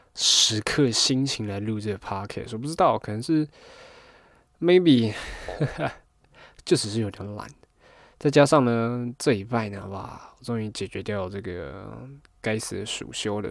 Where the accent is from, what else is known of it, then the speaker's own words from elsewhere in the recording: Taiwan; 虽然说我是客家人，可是 我也不太会讲客家话